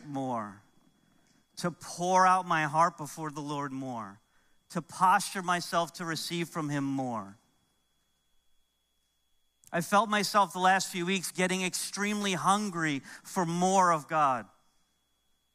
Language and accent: English; New York, United States; moved away; growing up in New York, and there's some things I miss about New York